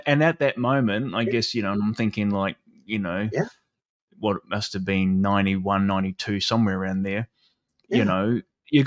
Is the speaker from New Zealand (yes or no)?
yes; New Zealand; moved away; I grew up in New Zealand, which some people know, not Australia.